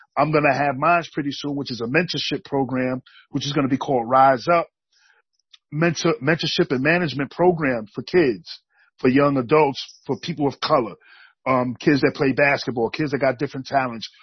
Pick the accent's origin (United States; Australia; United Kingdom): United States; New York City, New York; moved away as an adult; now in Bennington, United States; I grew up in Brooklyn, New York. Um, I moved up to Bennington, Vermont, back in '95 to go to college